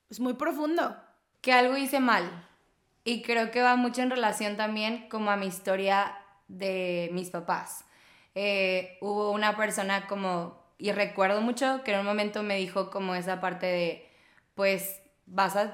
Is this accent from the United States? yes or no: no; Tampico, Tamaulipas, Mexico; soy de Tampico, yo no soy regia, pero la verdad es que yo siempre he dicho que Tampico me vio crecer, yo no a él. Si tú estás viendo esto y no sabes dónde está Tampico, búscalo.